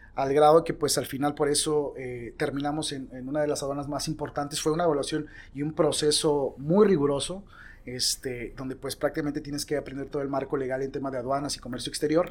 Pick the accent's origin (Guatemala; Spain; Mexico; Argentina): Mexico; Mexico City; clase media de la Ciudad de México, de donde soy yo